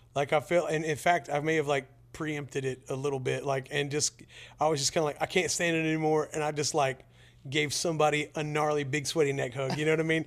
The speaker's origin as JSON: {"language": "English", "town": "Pensacola", "region": "Florida", "country": "United States", "tie": "born or raised there", "said": "I grew up near Pensacola, Florida"}